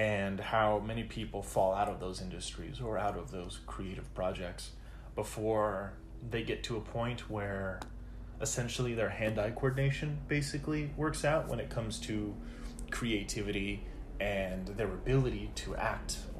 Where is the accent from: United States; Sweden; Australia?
United States